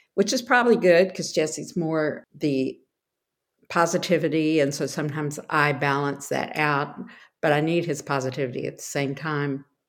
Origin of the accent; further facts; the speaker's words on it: Texas, United States; I am from Texas originally